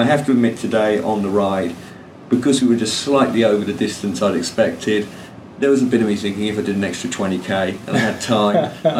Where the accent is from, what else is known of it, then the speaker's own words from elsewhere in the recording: Reading, South East England, United Kingdom; I'm from Reading in England. I'm 31, nearly 32